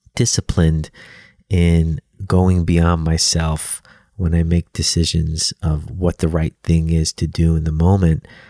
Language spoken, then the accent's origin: English; New York City, New York, United States; I grew up in Brooklyn, New York, and my dad owned a pizzeria